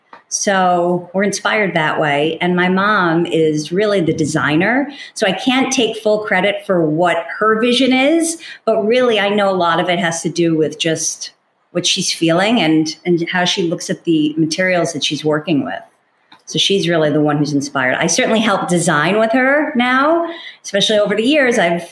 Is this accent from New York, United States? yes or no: yes; New York, United States; I'm a New Yorker.